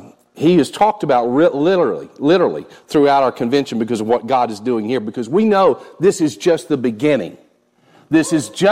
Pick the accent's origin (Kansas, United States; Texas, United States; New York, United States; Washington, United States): Texas, United States; moved away as an adult; also born or lived in Oklahoma / Florida; now in Michigan, United States; I am from the South in the States, born and reared in Texas, served in Texas, some in Oklahoma. We've been for the last 25 years in Florida. We just moved to Michigan in June. This is our first winter.